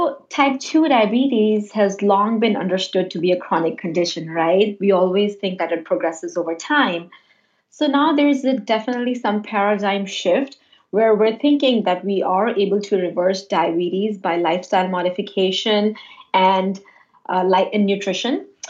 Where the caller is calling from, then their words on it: Westchester, New York, United States; I'm calling from New York. I'm in Westchester. I'm an internist by background.